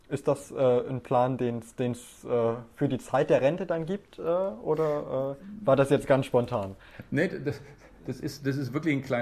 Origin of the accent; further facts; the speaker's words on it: Bavaria, Germany; ich komme aus Bayern